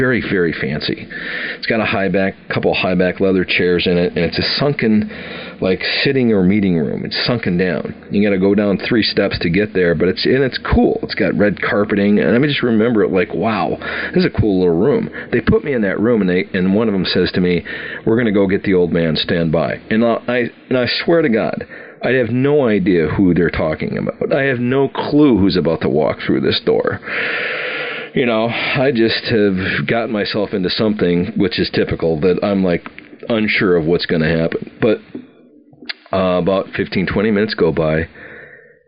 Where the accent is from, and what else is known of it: Wisconsin, United States; moved away as an adult